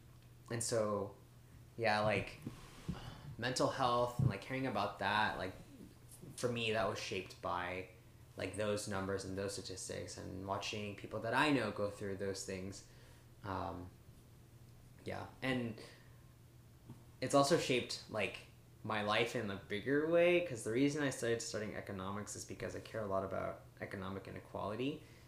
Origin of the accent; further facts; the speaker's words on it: South Korea; I think being an Asian American, growing up in Korea, too, has shaped my worldview, definitely.